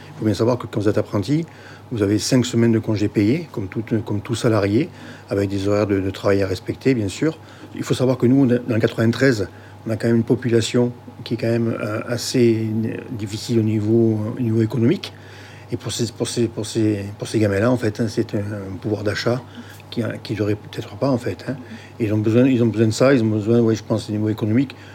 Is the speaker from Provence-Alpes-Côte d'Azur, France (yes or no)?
yes; the South, Provence-Alpes-Côte d'Azur, France; je suis du Sud